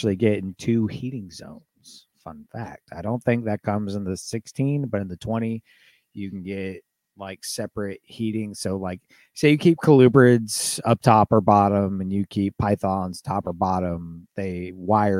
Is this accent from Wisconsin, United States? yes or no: yes; Manitowoc, Wisconsin, United States; I'm from Manitowoc, and you don't even know where that is in Wisconsin